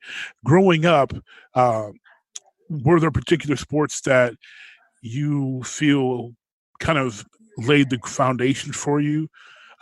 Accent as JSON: {"language": "English", "town": "Pittsburgh", "region": "Pennsylvania", "country": "United States", "tie": "born or raised there", "said": "I was growing up in Pittsburgh"}